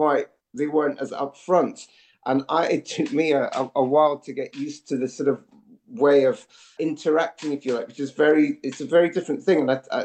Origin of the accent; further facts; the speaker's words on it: Scotland, United Kingdom; moved away as an adult; also born or lived in Edinburgh / Glasgow / London; I feel more Scottish now today living outside the country than I did probably growing up.